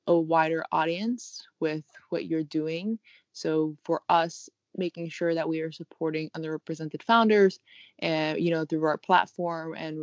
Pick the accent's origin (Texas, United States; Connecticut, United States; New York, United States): New York, United States; New York City; also born or lived in Paris / Rio de Janeiro / Cambridge, Massachusetts; I'm actually a native New Yorker, born and raised here